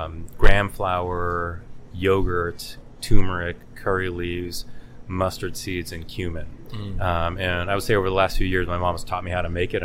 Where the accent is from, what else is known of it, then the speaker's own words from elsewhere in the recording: Salinas, California, United States; moved away as an adult; also born or lived in Santa Cruz, California / Berkeley, California / Boston, Massachusetts; I grew up in Salinas